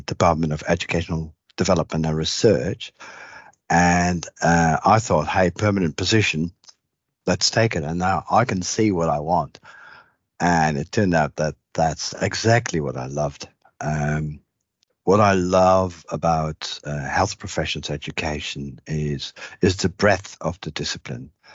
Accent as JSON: {"language": "English", "country": "Netherlands", "tie": "born or raised there", "also_born_or_lived": "Maastricht, Netherlands", "moved": "as an adult", "lives_now": "Australia", "said": "I grew up in the Netherlands"}